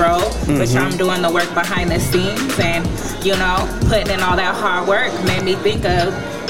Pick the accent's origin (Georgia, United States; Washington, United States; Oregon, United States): Washington, United States; Seattle; I grew up in the South Seattle neighborhood.